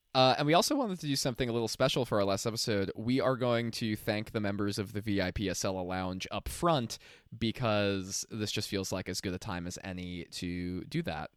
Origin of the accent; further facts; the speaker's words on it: New Jersey, United States; I'm from New Jersey